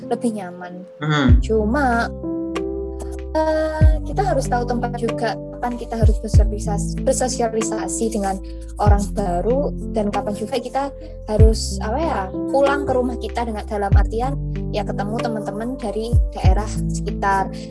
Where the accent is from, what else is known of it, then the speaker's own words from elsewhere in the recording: Jember, East Java, Indonesia; aku pribadi sendiri aku dari Jember dan di luar kegiatan kampus itu juga ada komunitas